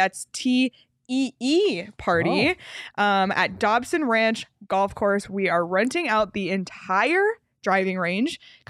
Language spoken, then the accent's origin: English; Canada; As a Canadian, dream.